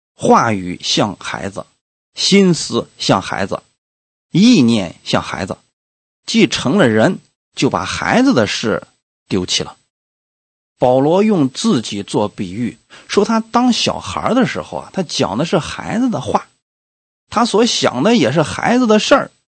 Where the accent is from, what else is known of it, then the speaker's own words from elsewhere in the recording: China; 我们中国人一年下来平均三个人能看一本书吧